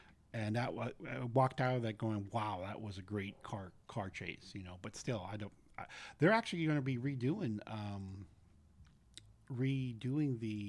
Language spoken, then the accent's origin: English; San Francisco, California, United States; Growing up in San Francisco, we had used to live on the Presidio when it was still an Army base.